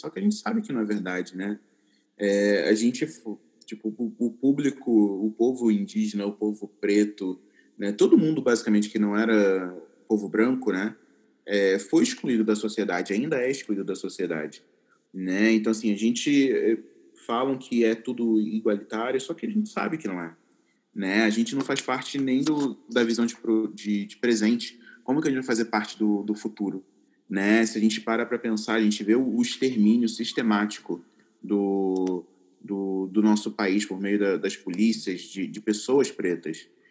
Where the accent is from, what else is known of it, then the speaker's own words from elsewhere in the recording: Duque de Caxias, Rio de Janeiro, Brazil; moved away as an adult; now in São Paulo, Brazil; Eu cresci na, na, na periferia, na Baixada Fluminense do Rio de Janeiro